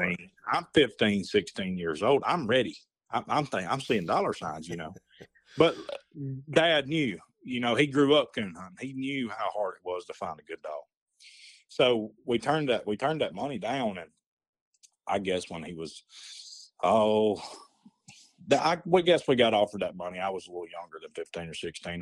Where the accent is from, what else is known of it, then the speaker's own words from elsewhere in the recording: Hamilton, Alabama, United States; I grew up here in Hamilton